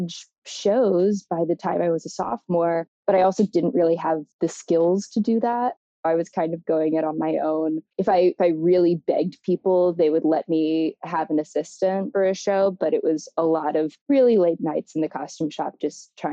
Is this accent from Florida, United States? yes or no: no; Baton Rouge, Louisiana, United States; now in Chicago, United States; I grew up in Baton Rouge, Louisiana